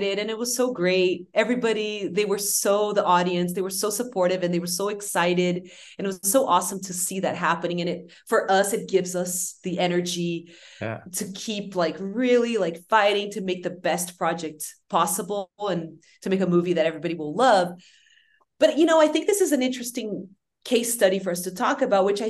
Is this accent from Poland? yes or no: no; Brazil; we grew up in Brazil